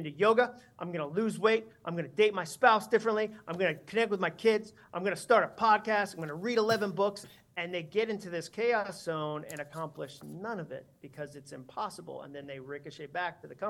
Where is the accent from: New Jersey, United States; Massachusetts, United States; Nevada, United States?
Massachusetts, United States; I grew up in Massachusetts.